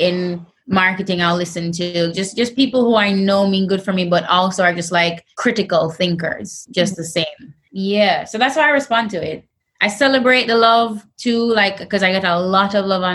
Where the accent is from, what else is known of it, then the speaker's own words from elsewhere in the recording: Jamaica; I'm Jamaican